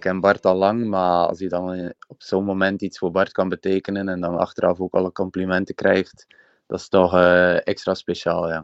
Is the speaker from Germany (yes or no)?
no; Ostend, Flanders, Belgium; En ik ben afkomstig uit Oostende, Zandvoorde